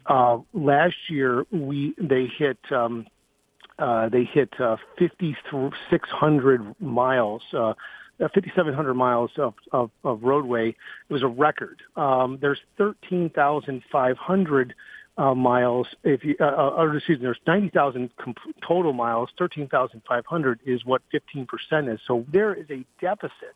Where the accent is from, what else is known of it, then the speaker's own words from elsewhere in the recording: Chelsea, United States; moved away; I'm originally from Chelsea